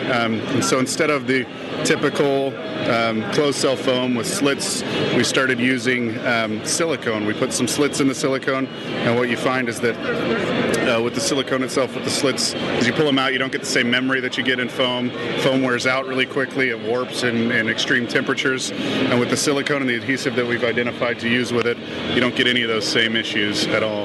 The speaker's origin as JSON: {"language": "English", "region": "Utah", "country": "United States", "said": "We are from Utah"}